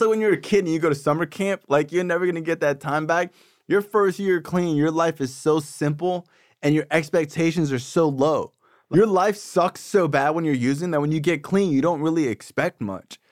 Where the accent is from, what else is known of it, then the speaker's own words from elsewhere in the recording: Davie, Florida, United States; I'm from Davie